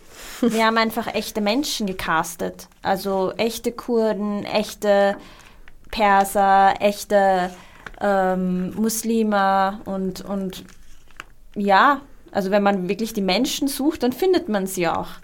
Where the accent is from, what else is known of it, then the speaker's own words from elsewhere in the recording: Austria; also born or lived in Iraq; ich bin ähm, mit meinen Eltern 1991 hergekommen im Irakkrieg und ich glaube, ich äh, kenne halt dieses Gefühl, das Lustige ist, irgendwie, ich habe, glaube ich, bis ich 18 war geglaubt, ich bin Österreicherin